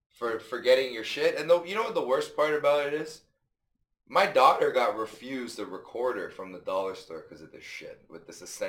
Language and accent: English; United States; I'm American badass all day.